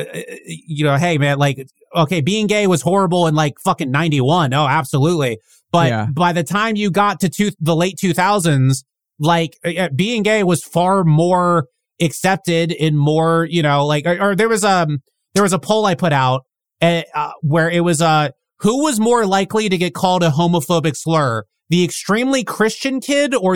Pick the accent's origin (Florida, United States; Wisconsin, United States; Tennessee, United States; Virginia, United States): Virginia, United States; Northern; I grew up in Northern Virginia around DC